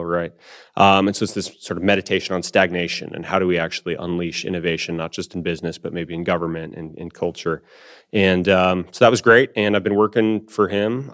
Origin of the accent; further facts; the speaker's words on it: Tucson, Arizona, United States; my hometown of Tucson